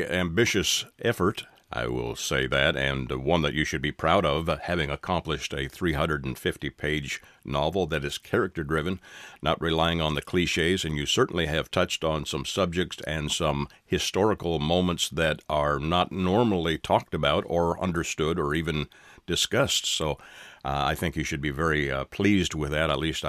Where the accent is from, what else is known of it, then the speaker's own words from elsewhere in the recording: Canada; now in United States; I'm a legal immigrant. I'm from Canada, but have ties to my home country